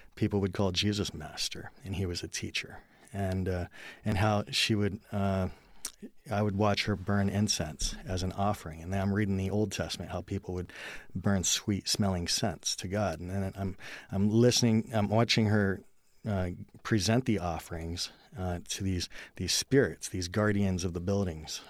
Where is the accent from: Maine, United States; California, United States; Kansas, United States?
California, United States; I was born in California